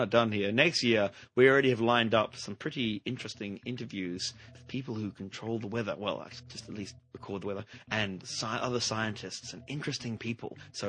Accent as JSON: {"language": "English", "country": "Australia", "said": "Yes. Hello, I'm an Australian."}